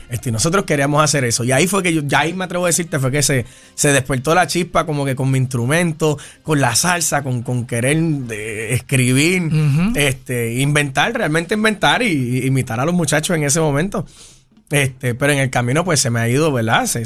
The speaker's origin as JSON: {"language": "Spanish", "town": "Carolina", "country": "Puerto Rico", "tie": "born or raised there", "said": "De Carolina, de Carolina."}